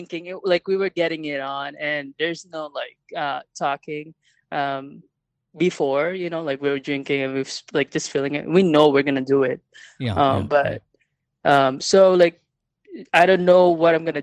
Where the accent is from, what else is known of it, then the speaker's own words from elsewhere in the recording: Philippines; moved away as an adult; now in Chicago, United States; I'm from the Philippines.